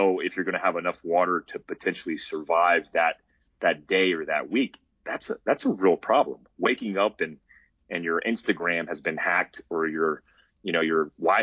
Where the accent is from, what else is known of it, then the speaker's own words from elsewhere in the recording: North Carolina, United States; now in Arizona, United States; I grew up hunting whitetail in North Carolina